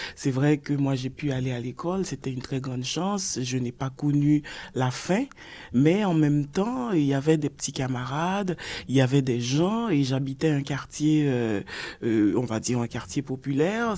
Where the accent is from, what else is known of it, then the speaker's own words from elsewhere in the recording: Port-au-Prince, Ouest, Haiti; Je suis née à Port-au-Prince, ah. à l'hôpital public. Donc, je suis une Port-au-Princienne pure et dure